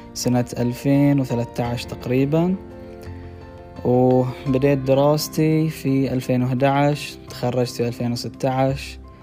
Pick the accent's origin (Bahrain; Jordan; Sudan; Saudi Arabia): Bahrain; من البحرين